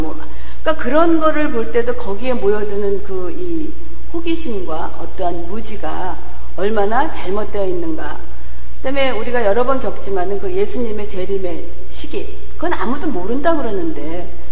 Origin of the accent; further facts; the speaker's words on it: Seoul, South Korea; moved away; 저는 사실 강남 출신이 아니고 강북 출신이거든요